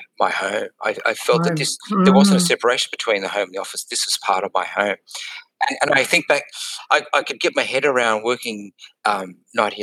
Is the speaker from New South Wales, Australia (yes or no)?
no; Brisbane, Queensland, Australia; moved away as an adult; also born or lived in London / Singapore